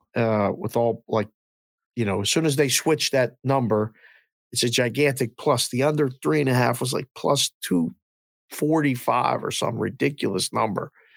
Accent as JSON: {"language": "English", "town": "Pittsburgh", "region": "Pennsylvania", "country": "United States", "tie": "born or raised there", "said": "I grew up in the Civic Arena going to games, we were twelve years old"}